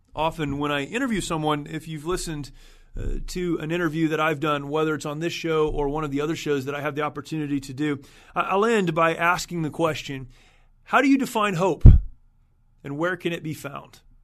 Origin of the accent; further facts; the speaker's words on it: United States; As an American, as someone who is thankful, grateful for the opportunity to have served my country